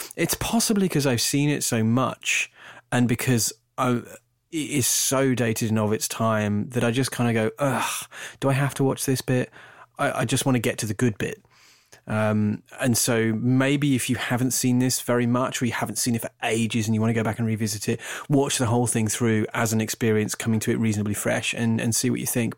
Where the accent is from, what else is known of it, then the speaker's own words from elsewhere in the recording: United Kingdom; I'm, I'm British